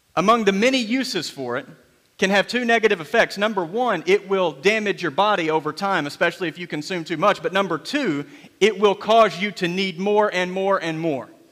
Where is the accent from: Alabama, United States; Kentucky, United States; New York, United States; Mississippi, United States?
Kentucky, United States; Graves County; I grew up in Graves County, Kentucky, right in, smack in the middle of the Bible Belt